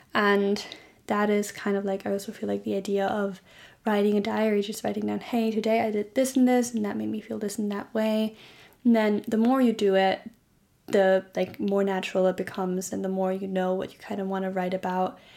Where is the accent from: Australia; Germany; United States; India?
Germany; born or raised there